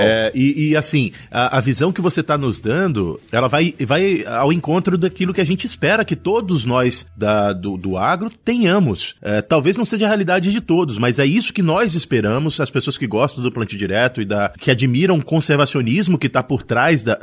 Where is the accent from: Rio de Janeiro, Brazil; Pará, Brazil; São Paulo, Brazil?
Pará, Brazil; Paragominas; also born or lived in Belém; Eu sou de Belém, eu sou de, do Pará, eu sou de Paragominas